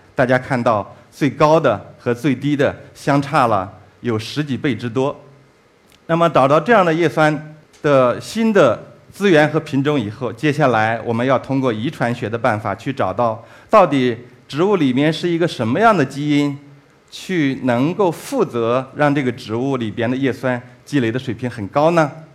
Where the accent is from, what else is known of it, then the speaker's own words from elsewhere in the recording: China; 我们中国人